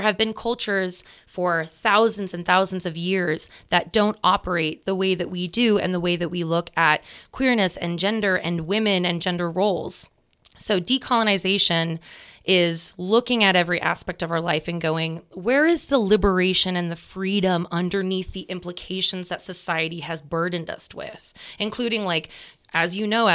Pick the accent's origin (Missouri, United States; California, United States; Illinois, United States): California, United States; Sonoma County; we grew up in Sonoma County